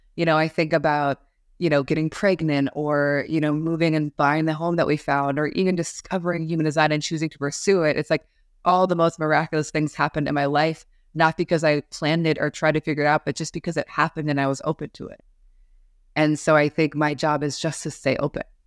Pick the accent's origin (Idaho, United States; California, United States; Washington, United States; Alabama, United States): Washington, United States; Seattle; moved away; also born or lived in New York City; I grew up in Seattle, Washington